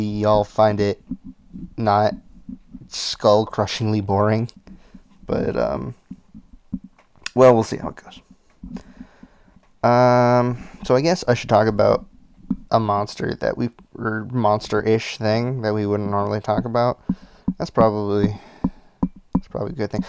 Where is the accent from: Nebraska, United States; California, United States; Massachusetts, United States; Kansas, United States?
Massachusetts, United States; we're from Massachusetts